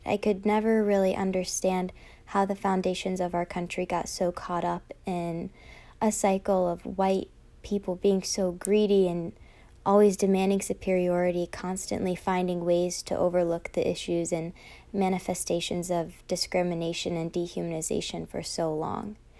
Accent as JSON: {"language": "English", "town": "Virginia Beach", "region": "Virginia", "country": "United States", "tie": "born or raised there", "said": "I grew up in Virginia Beach, Virginia"}